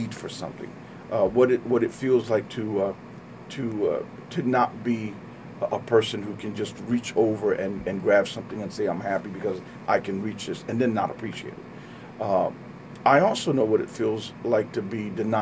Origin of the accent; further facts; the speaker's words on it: Trenton, New Jersey, United States; I'm from Trenton, born and raised here.